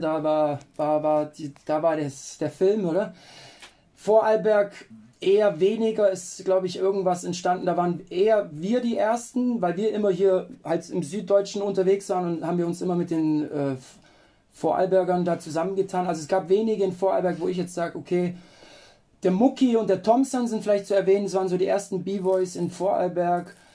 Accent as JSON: {"language": "German", "town": "Lindau", "region": "Bavaria", "country": "Germany", "said": "ich bin eigentlich aus Lindau da am Bodensee"}